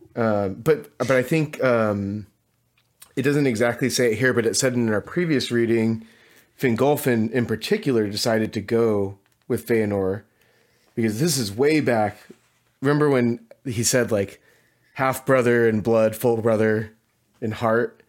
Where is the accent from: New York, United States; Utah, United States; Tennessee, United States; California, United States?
California, United States; Southern; where I grew up in Southern California